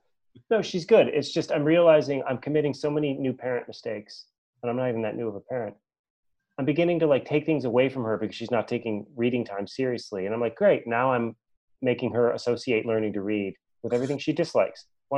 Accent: United States; it makes me proud to be an American.

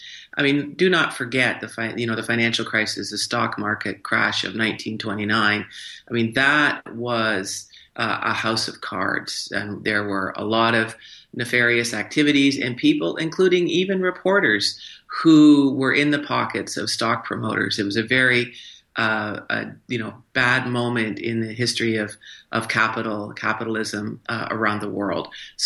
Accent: Morrison, Illinois, United States; also born or lived in Canada / Schenectady, New York; because I'm actually a dual citizen. I was born in Canada, but my father worked for General Electric. So I grew up in Morrison, Illinois, Schenectady, New York.

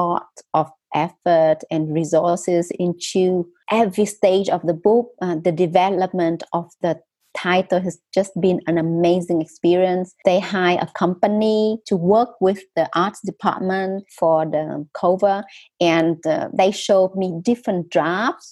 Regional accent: Vietnam; English is a second language; moved away as an adult; also born or lived in Australia / United Kingdom; the stories that I heard from growing up in North Vietnam as well as South Vietnam

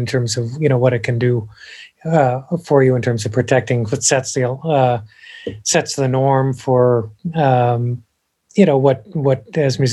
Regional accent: Champaign, Illinois, United States; moved away as an adult; now in Nashville, United States; I'm from Champaign, Illinois originally.

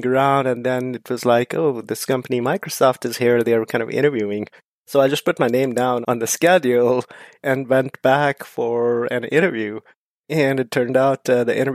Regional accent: India; moved away as an adult; now in United States; I'm from India originally

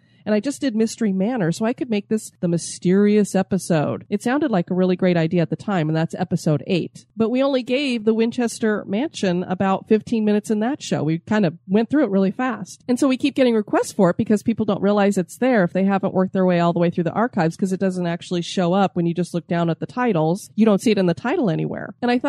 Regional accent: Philippines; It's very rare for me to hear about my home country in a podcast

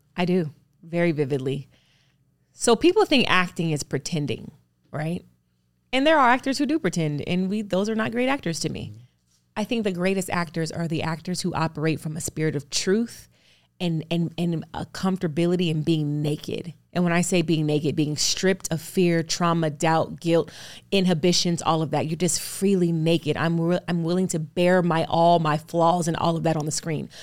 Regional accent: Los Angeles, California, United States; I grew up in California, luckily, in, um, L

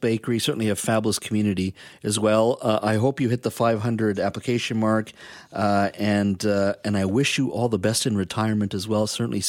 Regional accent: British Columbia, Canada; as a British Columbian

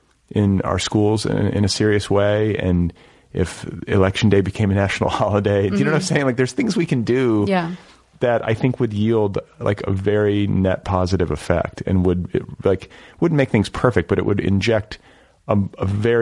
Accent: Midwest, United States; I'm from the Midwest.

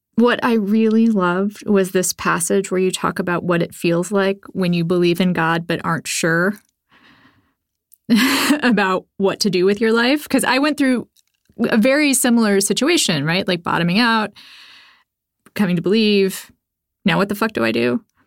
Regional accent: Texas, United States; Well, so I'm actually also from Texas, also raised by people who were raised in the Baptist church

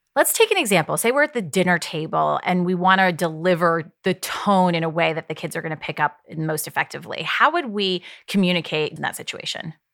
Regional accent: Ohio, United States; I grew up in Ohio

